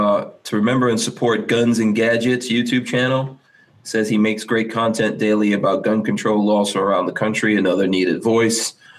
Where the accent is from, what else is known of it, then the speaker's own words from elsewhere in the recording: Guyana; moved away; I'm from the British side